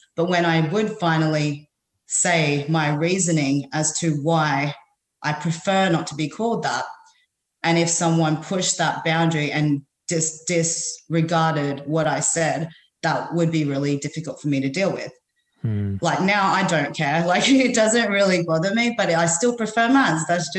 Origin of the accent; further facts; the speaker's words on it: Philippines; now in Australia; I'm Filipino.